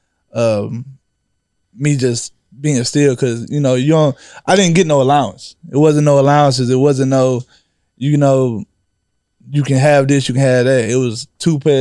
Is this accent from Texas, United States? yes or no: yes; Kendleton, Texas, United States; also born or lived in Rosenberg, Texas; I'm really from Kendleton. I went to high school in Roseburn. I went to school in Roseburn after, like, fifth grade